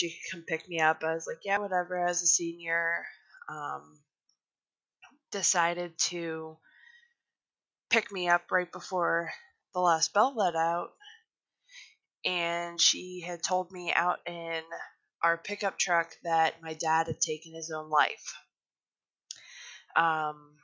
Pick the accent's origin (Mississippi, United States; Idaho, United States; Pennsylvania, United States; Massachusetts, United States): Pennsylvania, United States; Arnold; moved away; also born or lived in Vernon Township; Back home, in my hometown of Arnold, Pennsylvania, I started helping out a lot at our fire department